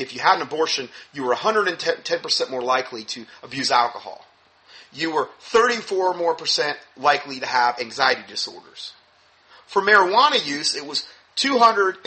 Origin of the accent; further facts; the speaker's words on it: Fort Myers, Florida, United States; moved away; my hometown in Fort Myers